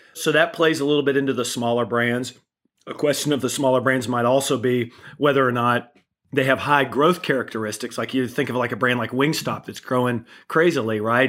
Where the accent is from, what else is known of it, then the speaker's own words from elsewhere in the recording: Kentucky, United States; moved away; I'm originally from Kentucky